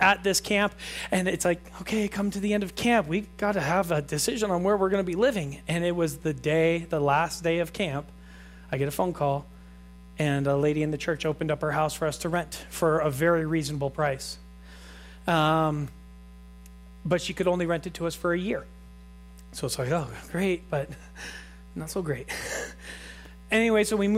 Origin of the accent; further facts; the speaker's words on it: Truckee, California, United States; I grew up in Truckee, went away, came back